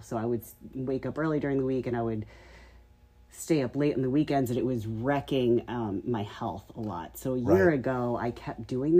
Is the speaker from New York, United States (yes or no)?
yes; New York, United States; moved away as an adult; now in Las Vegas, United States; I am a New Yorker at heart.